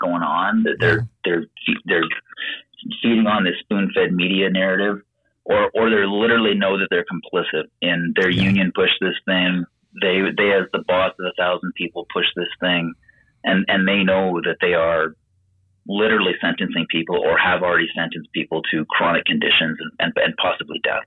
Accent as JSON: {"language": "English", "country": "Canada", "said": "I'm from Canada"}